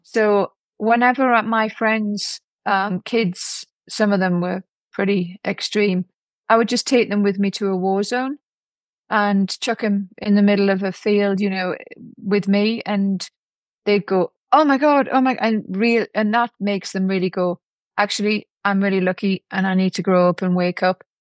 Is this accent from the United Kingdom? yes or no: yes; Newcastle upon Tyne, North East England, United Kingdom; moved away; also born or lived in London; I went back to Newcastle to see and hope that my dad had changed when he came out of prison